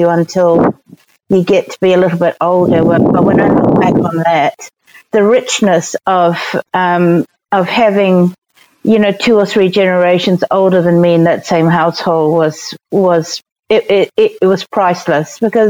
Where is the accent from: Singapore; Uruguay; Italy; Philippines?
Singapore; now in New Zealand; growing up in Singapore was pretty magical